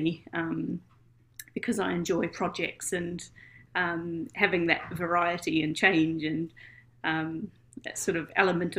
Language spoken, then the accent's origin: English; New Zealand; moved away as an adult; now in United Kingdom; So I'm from New Zealand. You may have heard in my dulcet tones.